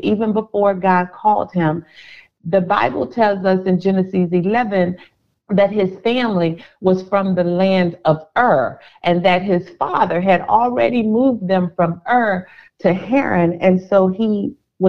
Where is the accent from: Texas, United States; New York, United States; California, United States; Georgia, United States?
Texas, United States; Houston; moved away as an adult; now in Dallas, United States; I know Houston, Texas, because I'm from Houston. I know the nooks. I know the crannies